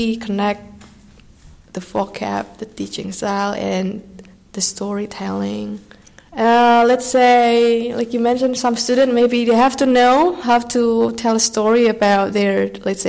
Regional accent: Salatiga, Central Java, Indonesia; English is a second language; moved away as an adult; now in New Haven, United States; I'm from Indonesia, so I was born in Salatiga, Central Java, Indonesia.

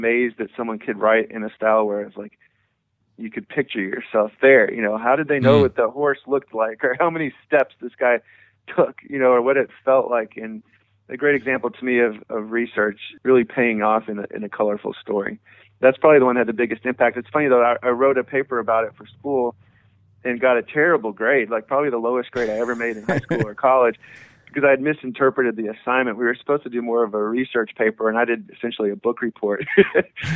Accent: Washington, District of Columbia, United States; also born or lived in Madison, Wisconsin; now in Nashville, United States; we lived in D.C. most of my childhood

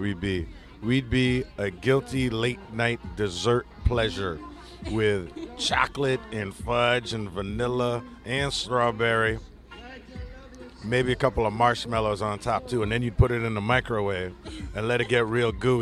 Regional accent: New York, United States; now in Los Angeles, United States; I grew up in New York

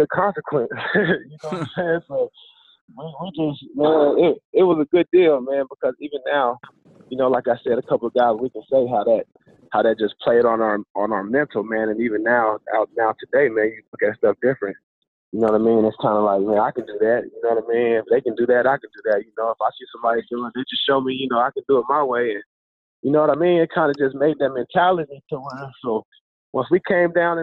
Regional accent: Ohio, United States; moved away; I was from Ohio

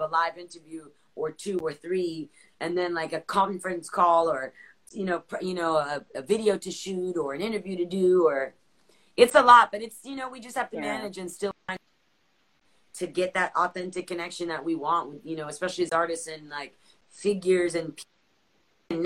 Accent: South Florida, United States; I'm the first American in my family, and I grew up in South Florida

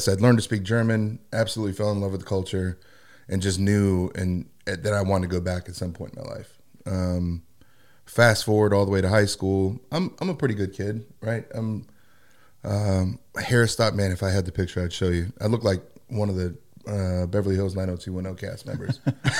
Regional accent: South Korea; born there; I was actually born in Korea. So

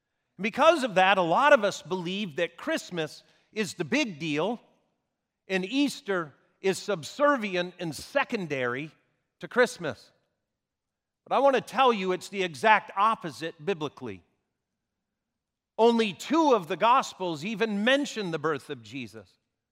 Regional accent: Vancouver, British Columbia, Canada; born there; I was born in Vancouver, British Columbia is where I was born.

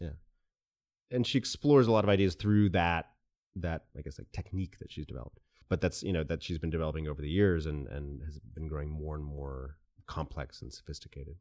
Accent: Cleveland, Ohio, United States; also born or lived in Japan; They separated when I was three. And my mom brought me to Cleveland, which is where she is from

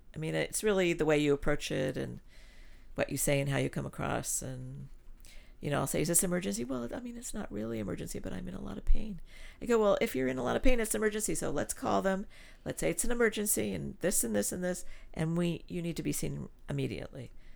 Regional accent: Los Angeles, California, United States; also born or lived in Switzerland; when I was growing up in California

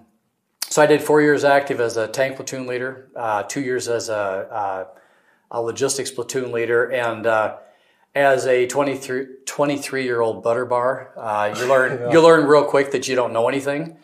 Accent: Bridgewater, South Dakota, United States; So born and raised in Bridgewater, just west of here.

